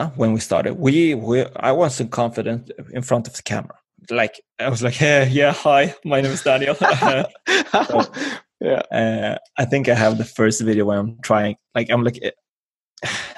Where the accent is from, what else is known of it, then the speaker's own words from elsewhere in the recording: Sweden; And I was born here in Sweden.